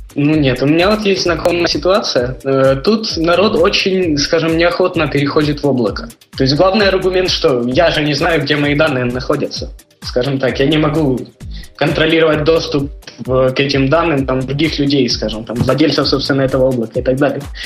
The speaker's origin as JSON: {"language": "Russian", "country": "Ukraine", "accent": "Ukrainian", "moved": "as an adult", "lives_now": "Spain", "said": "Я украинец"}